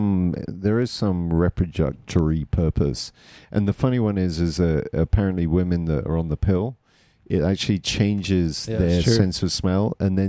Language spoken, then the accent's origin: English; England, United Kingdom; moved away; this growing up in England